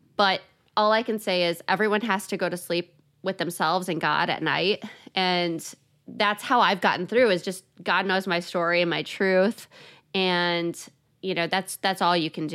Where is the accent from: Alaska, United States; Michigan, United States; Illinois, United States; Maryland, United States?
Illinois, United States; Chicago; I'm from Chicago